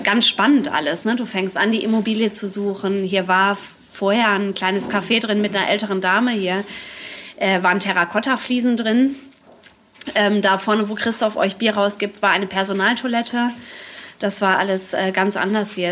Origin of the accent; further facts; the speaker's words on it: Dortmund, North Rhine-Westphalia, Germany; moved away as an adult; now in Hamburg, Germany; Ich komme aus Dortmund